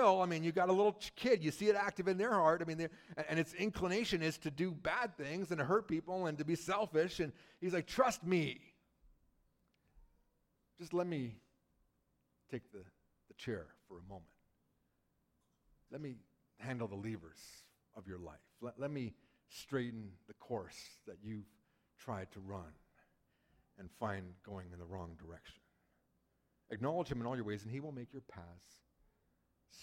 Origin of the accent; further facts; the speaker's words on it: British Columbia, Canada; moved away; I grew up in British Columbia